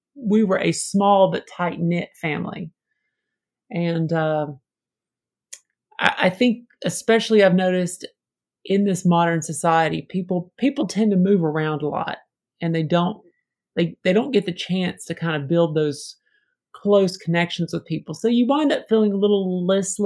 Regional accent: Georgia, United States; accent: Southern; moved away as an adult; also born or lived in Atlanta area / New Orleans / Glasgow; growing up in Georgia

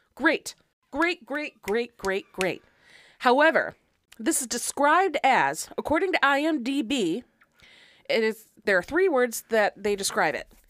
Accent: United States; I am an American

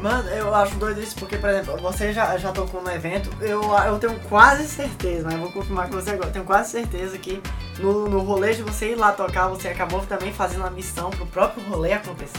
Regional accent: Piauí, Brazil; now in Palmas, Brazil; Eu sou piauiense

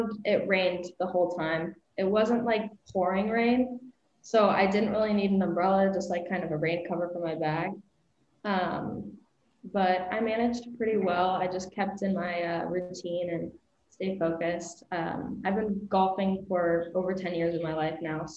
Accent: Las Vegas, Nevada, United States; moved away as an adult; now in Iowa, United States; I'm from Vegas

